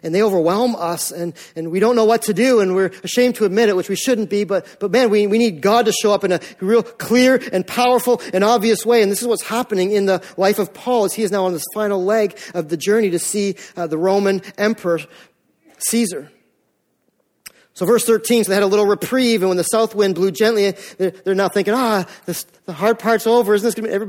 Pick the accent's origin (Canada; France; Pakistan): Canada; also born or lived in Maine; we're Canadian